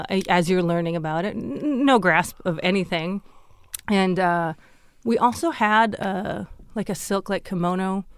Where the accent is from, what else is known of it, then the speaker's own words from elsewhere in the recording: Fargo, North Dakota, United States; moved away; I grew up in Fargo, which is right on the border of Minnesota